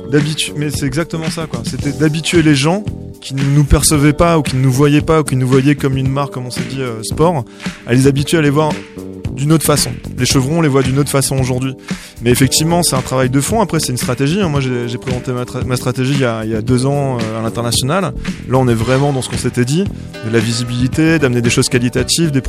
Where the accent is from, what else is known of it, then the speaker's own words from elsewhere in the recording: Marseille, Provence-Alpes-Côte d'Azur, France; Je suis de Marseille euh, de la région, j'ai mon truc humain quoi.